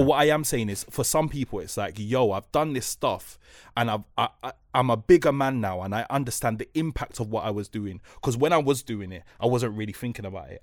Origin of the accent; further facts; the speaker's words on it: London, United Kingdom; I'm from Newcross